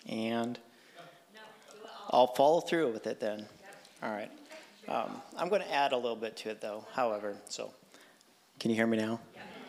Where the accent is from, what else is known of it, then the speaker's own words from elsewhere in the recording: Cameroon; So, I was born and raised in Cameroon, Africa. My parents were missionaries overseas. My grandparents were missionaries overseas.